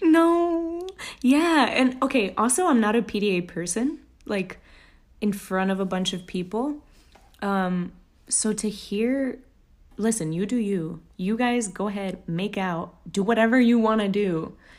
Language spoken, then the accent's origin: English; Texas, United States; now in New York, United States; I'm from Texas